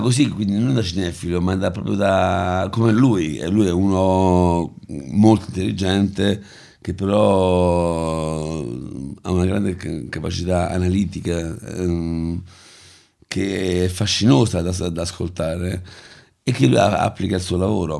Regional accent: Rome, Lazio, Italy; io sono nato e cresciuto a Prati

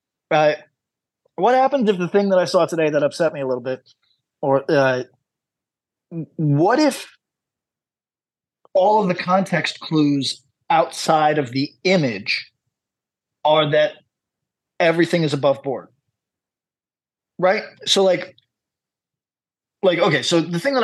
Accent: United States; moved away; I come from the United States

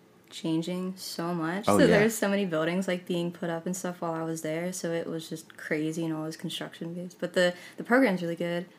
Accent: Pittsburgh, Pennsylvania, United States; moved away as an adult; now in Nashville, United States; No, I'm from Pittsburgh, Pennsylvania. I came down about 6 years ago.

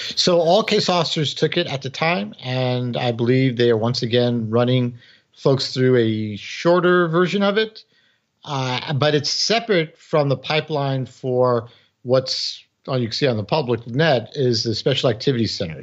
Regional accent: New York City, New York, United States; born or raised there; first language English; moved away as an adult

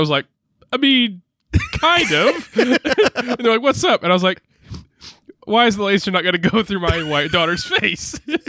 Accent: Texas, United States; yeah, you know, we're all we're from Texas. We brand cows.

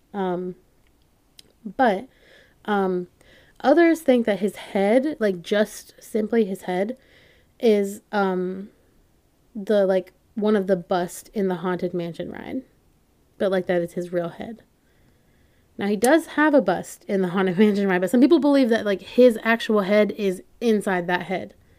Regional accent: North Carolina, United States; I'm from North Carolina

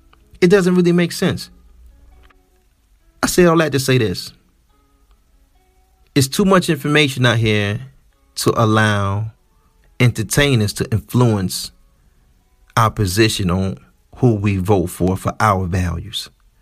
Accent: Midwest, United States; I'm from the Midwest and we have a high alpha male presence here.

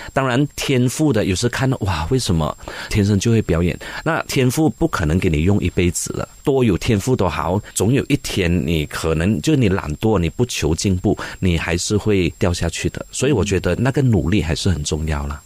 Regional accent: Malaysia; 我们是马来西亚人

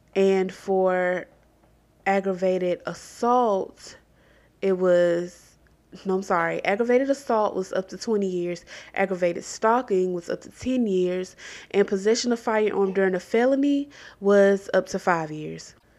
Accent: Columbus, Georgia, United States; my hometown of Columbus, Georgia

